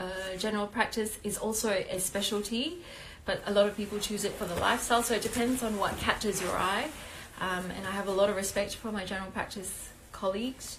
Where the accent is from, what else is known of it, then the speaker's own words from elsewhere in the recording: Malaysia; also born or lived in Adelaide, Australia; now in Melbourne, Australia; I am originally from Malaysia